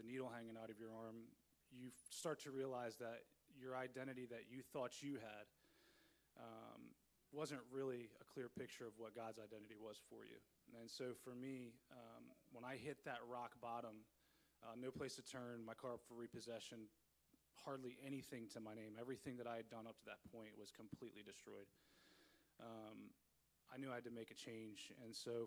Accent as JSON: {"language": "English", "town": "Salisbury", "region": "Maryland", "country": "United States", "tie": "born or raised there", "said": "I grew up in Salisbury, Maryland"}